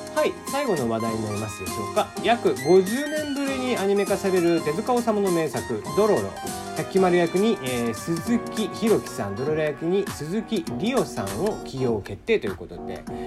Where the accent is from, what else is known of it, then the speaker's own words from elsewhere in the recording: Kagoshima, Japan; now in Tokyo, Japan; 鹿児島生まれで台風には非常に慣れている